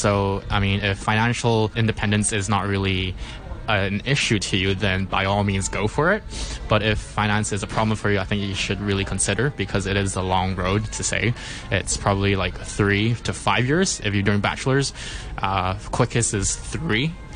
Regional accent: Hong Kong; I was born and raised in Hong Kong.

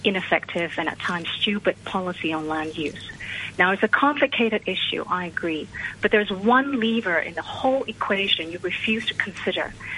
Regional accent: Hong Kong; people who were born and raised in Hong Kong, who have contributed to the tax base their whole working life

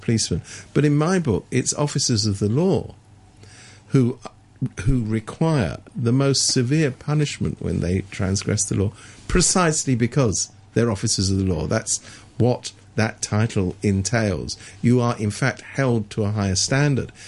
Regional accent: England, United Kingdom; I was brought up in England when we people like me went to university without having to pay for it

